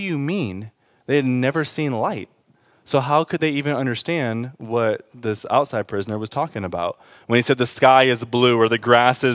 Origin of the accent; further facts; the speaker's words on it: Detroit, Michigan, United States; I grew up in Detroit